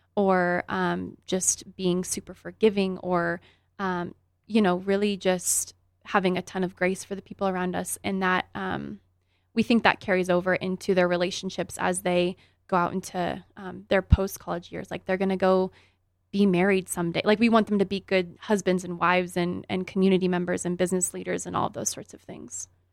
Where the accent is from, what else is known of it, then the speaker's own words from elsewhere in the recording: Grand Junction, Colorado, United States; also born or lived in Greeley, Colorado; I grew up here in Grand Junction and played for the Tigers